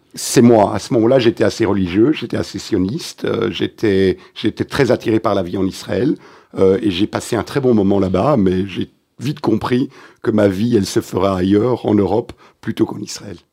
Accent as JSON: {"language": "French", "town": "Antwerp", "region": "Flanders", "country": "Belgium", "second_language": "French", "moved": "yes", "lives_now": "Brussels, Belgium", "said": "je viens de la communauté juive d'Anvers"}